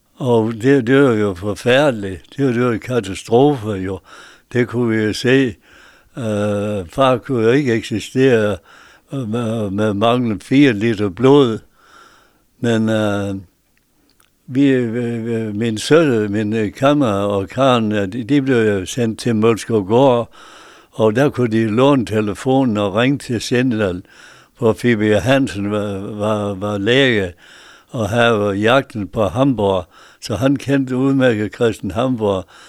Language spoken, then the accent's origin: Danish; Bjergby, North Denmark Region, Denmark; also born or lived in Mosbjerg; now in Hirtshals, Denmark; På en bundegård i, på Saxtorvej i Bjergby